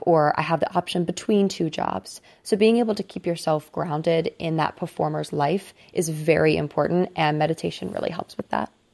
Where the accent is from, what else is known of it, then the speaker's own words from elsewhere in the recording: Cincinnati, Ohio, United States; also born or lived in New York City; now in Houston, United States; I am actually from Cincinnati, Ohio, and right now I split my time between Houston, Texas, and New York City